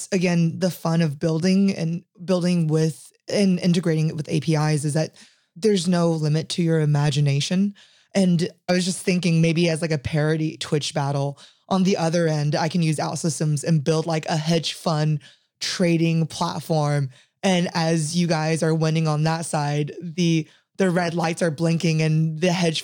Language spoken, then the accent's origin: English; United States; I am American